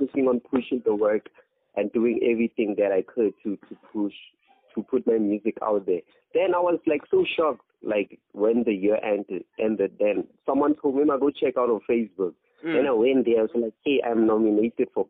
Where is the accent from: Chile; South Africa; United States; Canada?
South Africa; Free State; now in Kimberley, South Africa; I'm from Free State